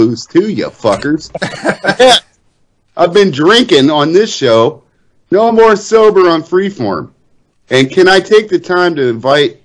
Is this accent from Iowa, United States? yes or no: no; Amish land, south of Canton, Ohio, United States; I'm from Amish land, near just south of Canton